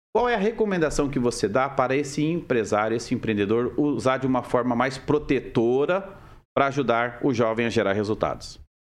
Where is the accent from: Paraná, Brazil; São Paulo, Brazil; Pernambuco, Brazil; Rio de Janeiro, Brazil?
Paraná, Brazil; Mariluz; Eu já venho de cidade grande, eu venho de Mariluz